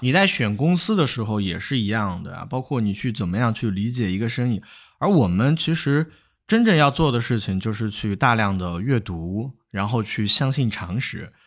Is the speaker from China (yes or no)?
yes; China; 我们中国人